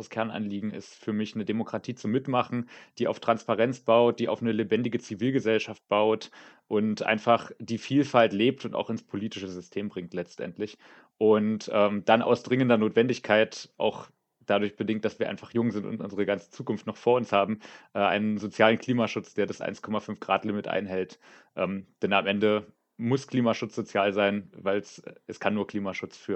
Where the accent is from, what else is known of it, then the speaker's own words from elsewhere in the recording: Potsdam, Brandenburg, Germany; ich komme aus Potsdam